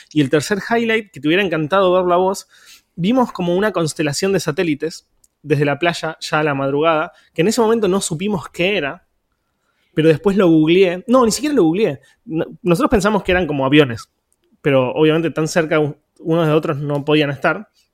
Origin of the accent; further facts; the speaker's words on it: Quilmes, Buenos Aires Province, Argentina; Quilmes, que es de donde soy